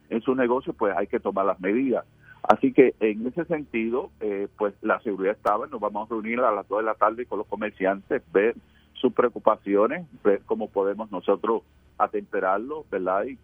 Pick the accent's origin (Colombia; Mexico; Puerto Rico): Puerto Rico; no todo está perdido en nuestro país, que hay puertorriqueños que luchan y que logran sus metas